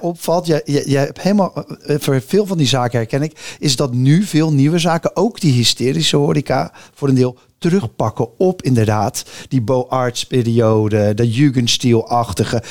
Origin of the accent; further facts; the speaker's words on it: Rotterdam, South Holland, Netherlands; ik ben echt Rotterdammer